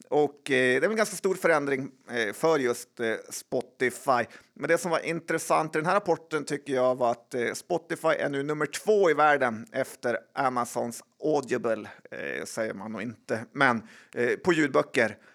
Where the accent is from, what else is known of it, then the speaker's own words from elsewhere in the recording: Sweden; Man är mest stolt över som svensk.